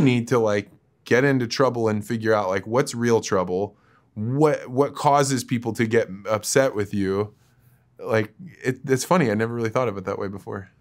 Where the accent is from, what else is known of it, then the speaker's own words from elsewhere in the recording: Midwest, United States; I grew up in the Midwest.